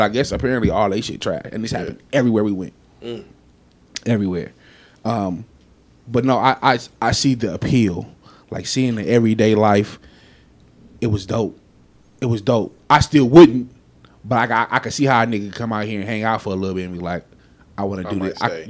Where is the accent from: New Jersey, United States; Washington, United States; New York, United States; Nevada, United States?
Nevada, United States; Las Vegas; I'm from Vegas